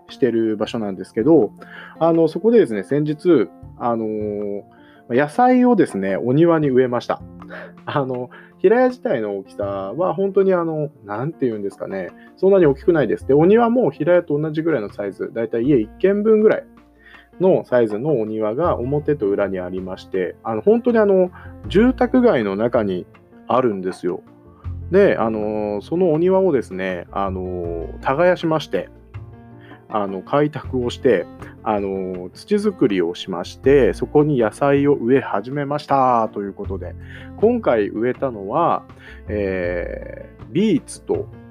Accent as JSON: {"language": "Japanese", "town": "Koshigaya", "region": "Saitama", "country": "Japan", "tie": "born or raised there", "said": "地元の埼玉の越谷というところで"}